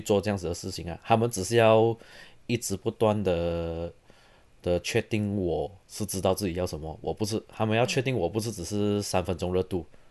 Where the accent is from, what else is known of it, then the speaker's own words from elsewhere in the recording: Serdang, Selangor, Malaysia; moved away as an adult; also born or lived in Taiwan / Dresden, Germany / Munich, Germany; now in Oulu, Finland; 我来自，呃，Saint Lang-， 马来西亚雪兰莪州的沙登。So， 我中学是读，呃，吉隆坡学院中学，然后我大学有去台湾的东吴大学读音乐系，然后之后我到德国，先在Dresden，然后在Munich读我的嗯。master，然后我现在是在芬兰的 Aulu Symphony Orchestra担任这个长号 trombone 的演奏团员